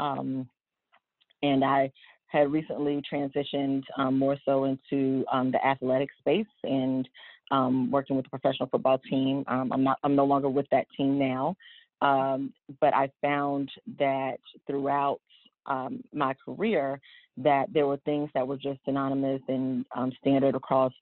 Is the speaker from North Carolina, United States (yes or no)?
yes; Charlotte, North Carolina, United States; I am originally from Charlotte, born and raised.